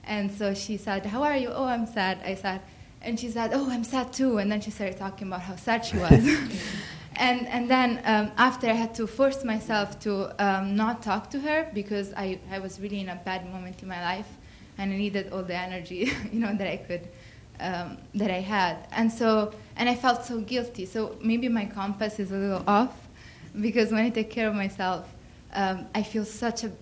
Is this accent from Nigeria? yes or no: no; Italy; moved away; I was raised in Italy